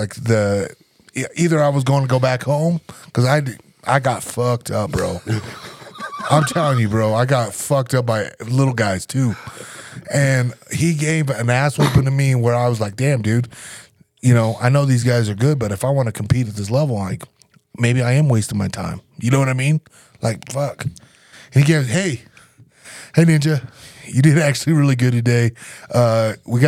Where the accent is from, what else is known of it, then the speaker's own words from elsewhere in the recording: Nebraska, United States; moved away as an adult; I'm from Nebraska